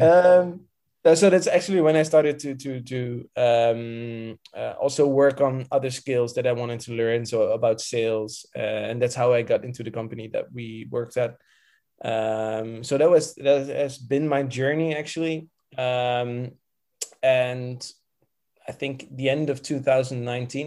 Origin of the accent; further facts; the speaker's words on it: Rotterdam, South Holland, Netherlands; moved away as an adult; now in Antwerp, Belgium; I've, I've lived in, uh, Rotterdam uh, for all my life.